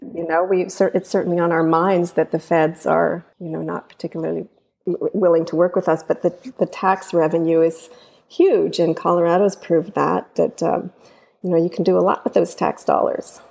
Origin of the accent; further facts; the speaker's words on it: Canada; now in United States; I'm Canadian